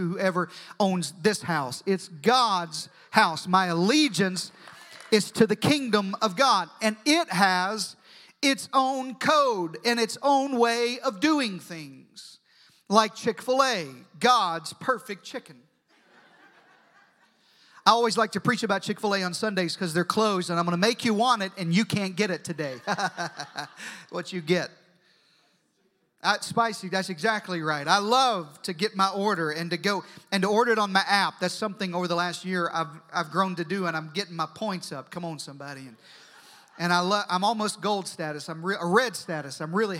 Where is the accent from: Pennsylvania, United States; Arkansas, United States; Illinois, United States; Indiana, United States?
Arkansas, United States; Southeast; moved away as an adult; also born or lived in Deep South; now in Texas, United States; I was born in Southeast Arkansas